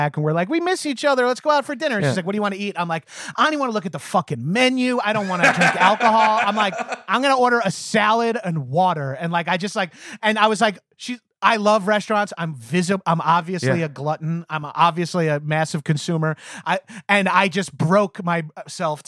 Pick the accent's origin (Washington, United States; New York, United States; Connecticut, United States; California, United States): New York, United States; Long Island; moved away as an adult; now in Los Angeles, United States; I had great jobs growing up on Long Island